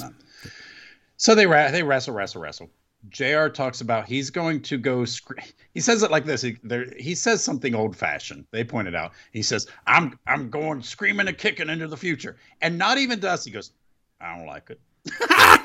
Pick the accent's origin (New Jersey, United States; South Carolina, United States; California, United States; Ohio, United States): Ohio, United States; Mount Sterling; my hometown